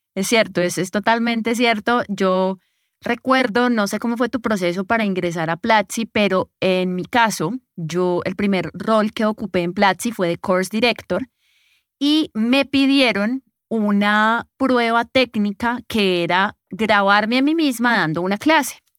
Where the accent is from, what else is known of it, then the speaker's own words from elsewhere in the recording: Colombia; Yo soy de aquí, de Colombia